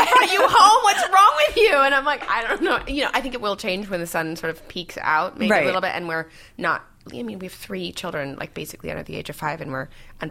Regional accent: Newport Beach, California, United States; also born or lived in Vermont / New York / London; now in Pacific Palisades, United States; I was grew up in Laguna Beach and Newport Beach.

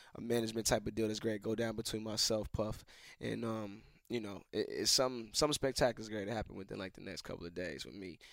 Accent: Atlanta, Georgia, United States; I was raised in Atlanta

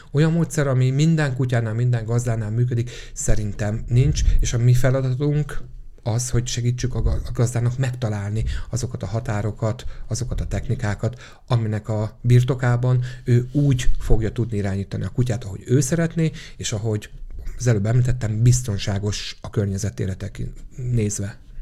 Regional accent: Székesfehérvár, Fejér, Hungary; Ugye én Székesfehérvári vagyok, de Pesten is rengeteget dolgozom

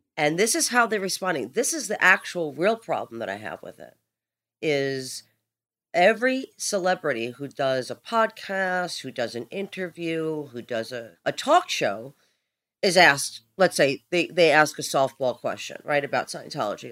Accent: New York City, New York, United States; I'm from Brooklyn, so I already have, you know, that uh, built inside of me

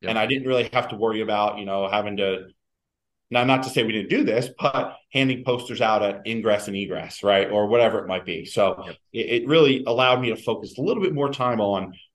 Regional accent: East Coast, United States; originally from the East Coast. Um, my wife's from the East Coast, and, and, you know it made sense. I always knew I wanted to get back this way.

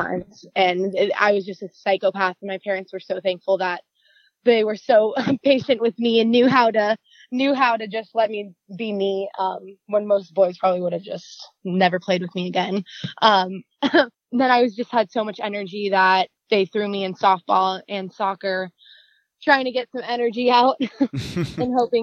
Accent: Moorpark, California, United States; I grew up in Moore Park, California. It's like a little north of Los Angeles, about 40 minutes north

